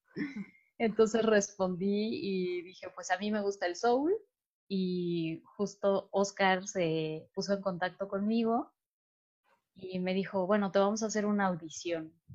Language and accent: Spanish; Mexico City, Mexico; los cuatro somos de la Ciudad de México